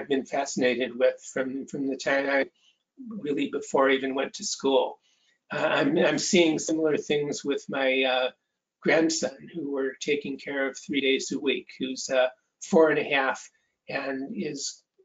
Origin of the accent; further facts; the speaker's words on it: Cleveland, Ohio, United States; I grew up in Cleveland, Ohio